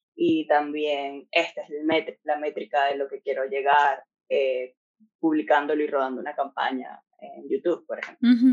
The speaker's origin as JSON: {"language": "Spanish", "country": "Venezuela", "moved": "as an adult", "lives_now": "Ireland", "said": "los dos somos de Venezuela"}